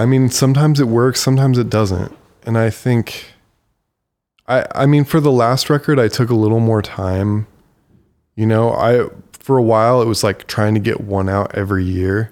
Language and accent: English; Bowling Green, Ohio, United States; moved away; I grew up in Bowling Green that literally has two man-made hills